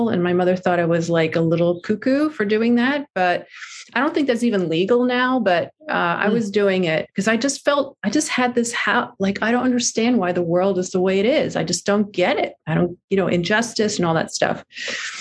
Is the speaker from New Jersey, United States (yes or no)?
yes; New Jersey, United States; also born or lived in New York City; I grew up in New Jersey